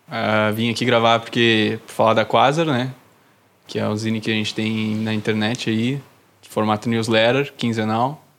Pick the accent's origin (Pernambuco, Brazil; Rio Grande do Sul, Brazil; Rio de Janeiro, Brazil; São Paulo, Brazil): Rio Grande do Sul, Brazil; Novo Hamburgo; Sim, sou de Novo